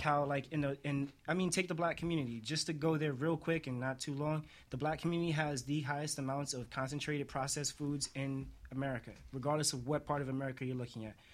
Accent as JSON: {"language": "English", "region": "New York", "country": "United States", "said": "I'm from New York, like most of us"}